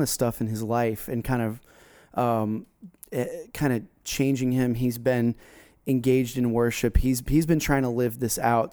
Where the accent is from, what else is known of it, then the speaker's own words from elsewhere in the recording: South Florida, United States; We grew up together down in South Florida